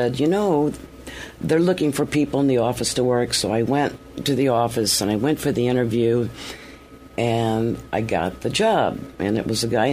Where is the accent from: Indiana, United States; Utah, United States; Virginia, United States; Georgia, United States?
Indiana, United States; Indianapolis; now in New York, United States; I grew up in Indianapolis, Indiana